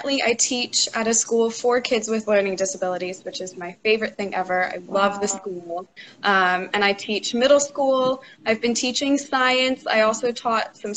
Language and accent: English; New Jersey, United States; moved away as an adult; now in Pennsylvania, United States; I'm originally from New Jersey. Now I live in Pennsylvania. I moved here for college